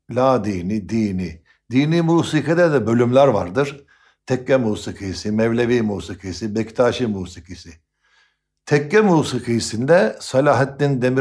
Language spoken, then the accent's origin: Turkish; Istanbul, Turkey; 1951 yılının 9 Şubat Cuma günü İstanbul'un tarihlerle tarihlerle süslenmiş bir muhit olan Mevlana Kapı'da çeşmeleri, okulları, tekkeleri, camileriyle dolu olan bir semtinde